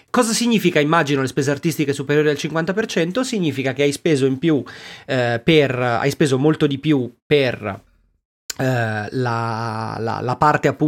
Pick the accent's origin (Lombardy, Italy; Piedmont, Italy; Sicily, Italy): Lombardy, Italy; Oh, sono del Bresciano, eh.